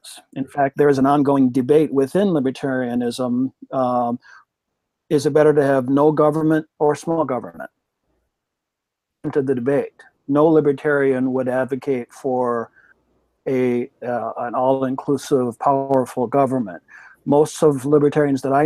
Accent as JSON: {"language": "English", "region": "Minnesota", "country": "United States", "moved": "yes", "said": "As a Minnesotan, formerly"}